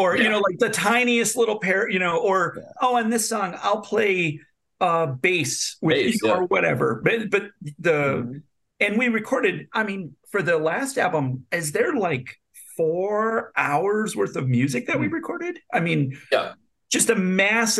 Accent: North Dakota, United States; now in Kalamazoo, United States; I'm from North Dakota, but I live in Kalamazoo, Michigan

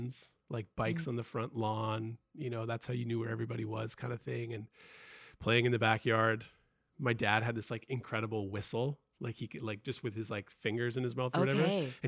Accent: Richmond, British Columbia, Canada; Ooh, Richmond, the flatlands, or Ditchmond.

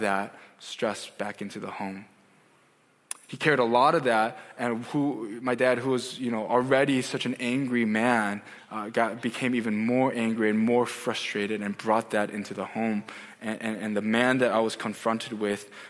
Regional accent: United States; also born or lived in South Korea; I grew up as an Asian American kid in America

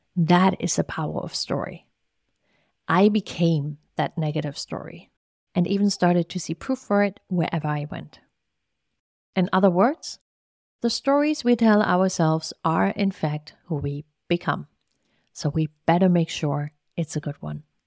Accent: East Germany, Germany; English is a second language; moved away as an adult; now in Richmond, United States; I was born and raised in East Germany under socialist rule

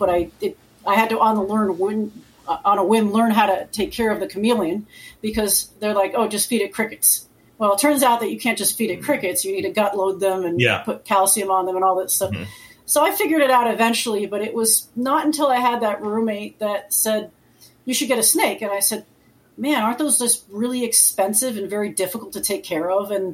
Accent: Connecticut, United States; now in Florida, United States; I grew up in Connecticut. So, I live in Florida now

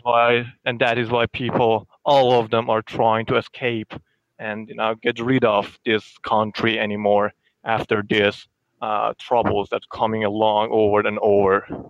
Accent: Iran; I'm from Iran.

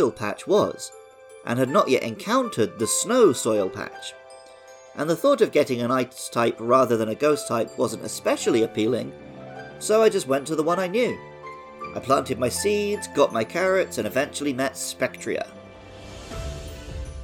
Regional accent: Somerset, South West England, United Kingdom; I knew quite a few girls growing up in Somerset

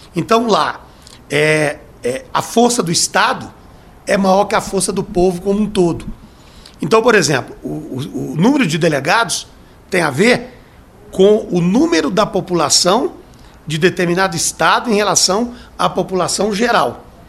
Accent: Brazil; Eu sou brasileiro.

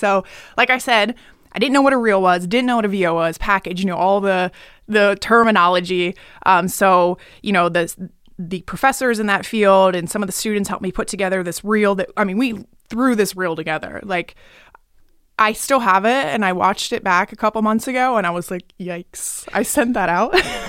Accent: Pennsylvania, United States; I'm from Pennsylvania.

